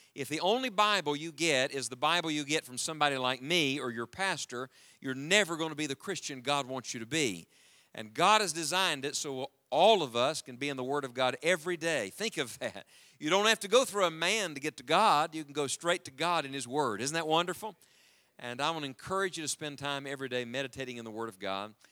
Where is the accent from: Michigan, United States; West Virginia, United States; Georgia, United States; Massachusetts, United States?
West Virginia, United States; the mountains of; I was born and raised in the mountains of West Virginia, and as a matter of fact, that's where we live now again with our family